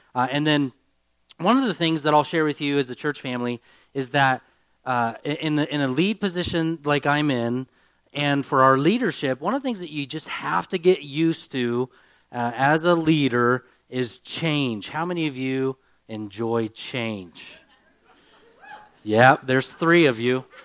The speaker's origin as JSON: {"language": "English", "country": "United States", "said": "I'm an American"}